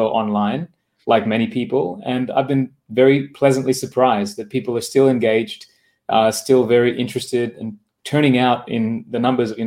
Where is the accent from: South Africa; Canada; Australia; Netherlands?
Australia; accent: Australian; moved away as an adult; also born or lived in Japan; my accent is from Australia because that's where I grew up